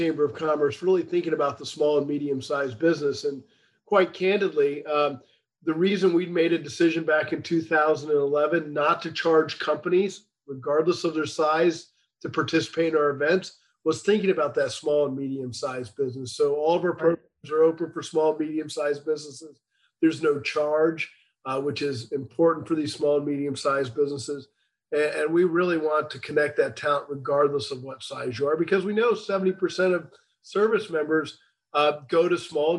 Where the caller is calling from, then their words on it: McLean, Virginia, United States; So just outside of Washington, D.C. in McLean, Virginia.